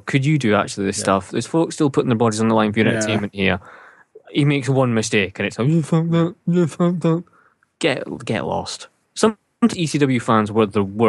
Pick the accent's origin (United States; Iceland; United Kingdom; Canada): United Kingdom; Scotland; we're Scottish.